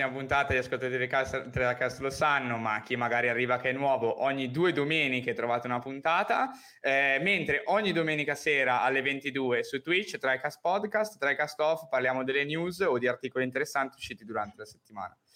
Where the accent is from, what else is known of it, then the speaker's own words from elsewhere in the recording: Brianza, Lombardy, Italy; io sono Brianzolo